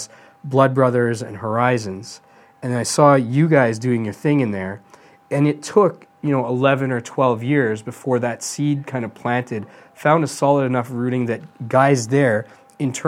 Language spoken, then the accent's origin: English; Edmonton, Alberta, Canada; I grew up in Western Canada.